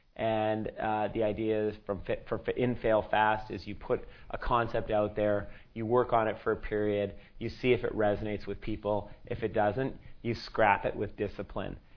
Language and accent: English; Sri Lanka; moved away; I come from Sri Lanka